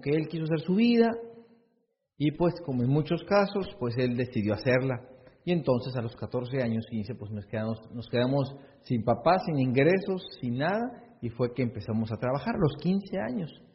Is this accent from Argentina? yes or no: no; Hermosillo, Sonora, Mexico; Yo nací en Hermosillo